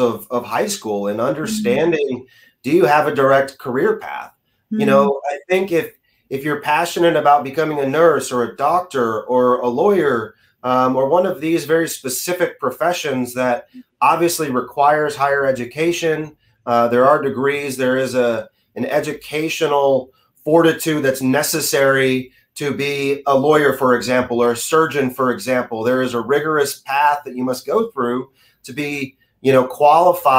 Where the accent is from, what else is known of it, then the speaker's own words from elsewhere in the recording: Austin, Texas, United States; I grew up in the Dell computers explosion era, especially being here from Austin